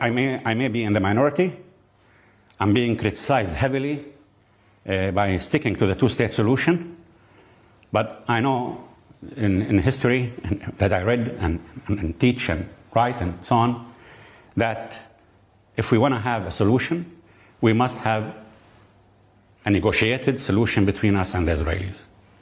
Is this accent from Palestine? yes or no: yes; Jericho, West Bank, Palestine; The point is, I'm sitting in Jericho, 2 kilometers from the Jordan River. From my hometown, Jericho, and the Jordan River to the Mediterranean, I, the Christian and Muslim Palestinian